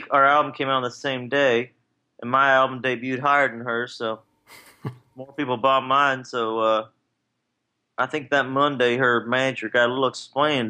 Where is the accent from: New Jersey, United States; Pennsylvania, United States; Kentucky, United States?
Kentucky, United States; now in Nashville, United States; growing up in Kentucky